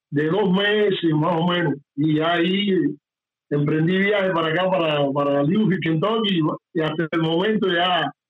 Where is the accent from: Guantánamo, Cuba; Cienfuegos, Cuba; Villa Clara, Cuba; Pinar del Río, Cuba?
Cienfuegos, Cuba; San Fernando de Camarones; Aunque bueno, soy de la provincia de Cienfuegos, pero mi terruño es San Fernando de Camarones. Siempre quiero aclarar esto porque